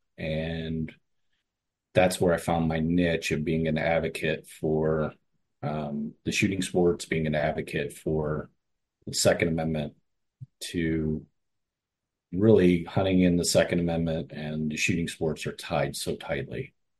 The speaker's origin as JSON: {"language": "English", "town": "Cleveland", "region": "Ohio", "country": "United States", "tie": "born or raised there", "said": "I grew up in Cleveland"}